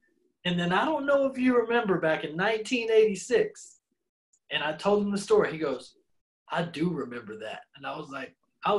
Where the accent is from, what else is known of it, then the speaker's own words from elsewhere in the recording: Dallas, Texas, United States; I'm from Dallas.